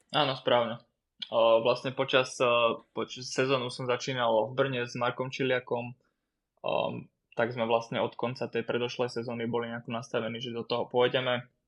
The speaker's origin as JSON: {"language": "Slovak", "town": "Bratislava", "region": "Bratislava Region", "country": "Slovakia", "tie": "born or raised there", "moved": "as an adult", "lives_now": "Litvínov, Czech Republic", "said": "na Slovene, keď som vyrastal, ale aj v, na Hobe v Bratislave"}